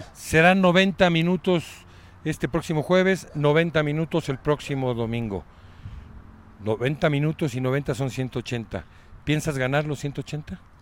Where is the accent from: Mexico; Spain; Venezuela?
Mexico; todos los mexicanos